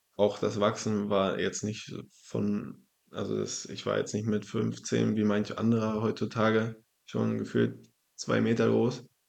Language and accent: German; Zinnowitz, Mecklenburg-Vorpommern, Germany; also born or lived in Wolgast; Also ich bin geboren in Wolgast, aufgewachsen in Zinnowitz.